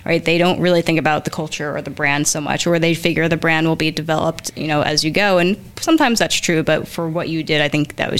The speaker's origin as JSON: {"language": "English", "region": "New Jersey", "country": "United States", "tie": "born or raised there", "said": "growing up in North Jersey"}